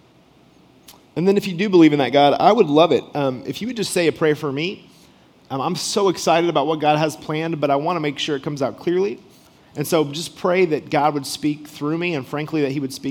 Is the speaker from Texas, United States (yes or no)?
yes; Rockwall, Texas, United States; moved away; I am actually from Texas originally.